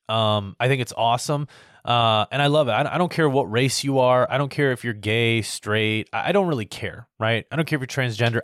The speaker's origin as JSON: {"language": "English", "country": "United States", "said": "as an American"}